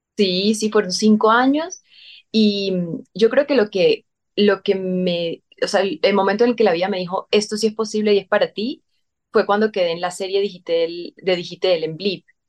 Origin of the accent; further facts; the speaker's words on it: San Cristóbal, Táchira, Venezuela; moved away; yo desde chiquitica hacía teatro en San Cristóbal